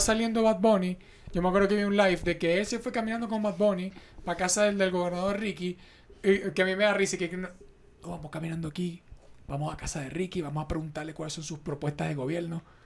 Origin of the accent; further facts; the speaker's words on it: Venezuela; now in Mexico; nosotros somos de Venezuela, vivimos en México.